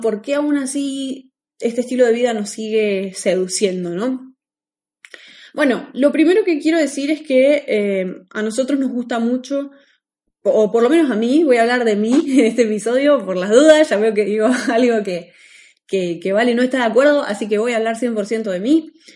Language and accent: Spanish; Argentina; moved away as an adult; nosotros somos de Argentina